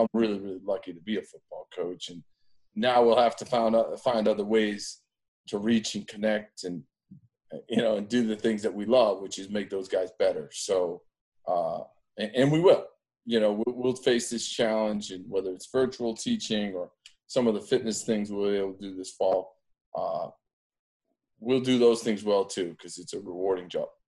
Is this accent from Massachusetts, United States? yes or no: yes; Andover, Massachusetts, United States; I grew up in Andover, Mass